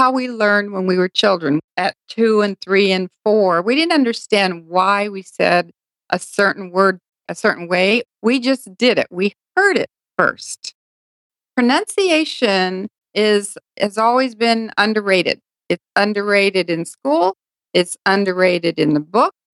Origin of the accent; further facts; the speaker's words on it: Hawaii, United States; also born or lived in Japan; My parents were stationed in uh, Hawaii for 10 years. And so my, my brother and sister and I grew up in Hawaii.